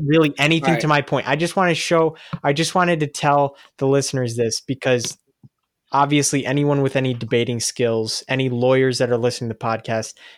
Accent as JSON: {"language": "English", "region": "New York", "country": "United States", "said": "We're all from New York."}